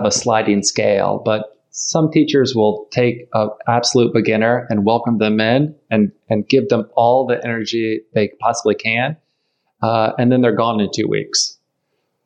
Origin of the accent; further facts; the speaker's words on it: Ohio, United States; I'm from Ohio